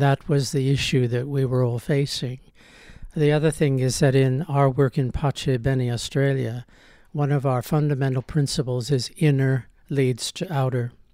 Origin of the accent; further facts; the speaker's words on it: United States; I grew up in America in the nineteen fifties and nineteen sixties